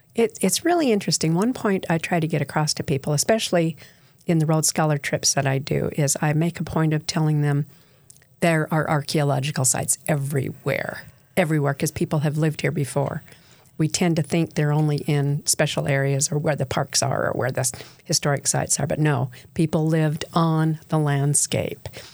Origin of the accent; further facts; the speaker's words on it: Bountiful, Utah, United States; also born or lived in St. George, Utah; I was raised in Bountiful, Utah